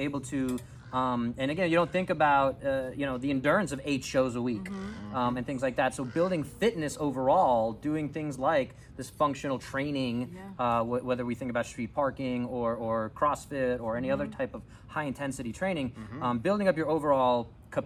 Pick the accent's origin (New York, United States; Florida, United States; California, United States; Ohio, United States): New York, United States; I'm a Jets fan, I'm a New Yorker